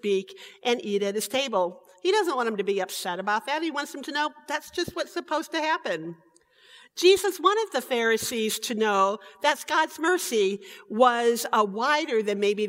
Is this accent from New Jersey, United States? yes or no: no; Michigan City, Indiana, United States; In St. Paul Lutheran Church, where I was raised in Michigan City, Indiana